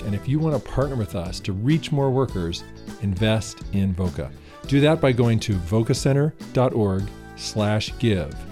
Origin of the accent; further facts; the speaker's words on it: California, United States; We're from California